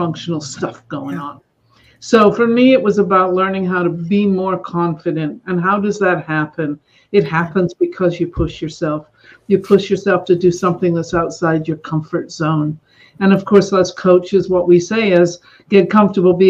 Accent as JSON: {"language": "English", "region": "Scotland", "country": "United Kingdom", "tie": "born or raised there", "moved": "yes", "lives_now": "Northern California, United States", "said": "I grew up in Scotland."}